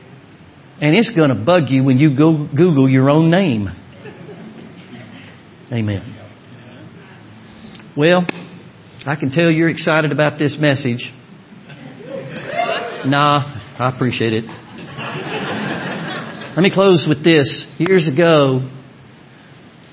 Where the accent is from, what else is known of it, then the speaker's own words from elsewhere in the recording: Orlando, Florida, United States; moved away; I'm from Orlando, Florida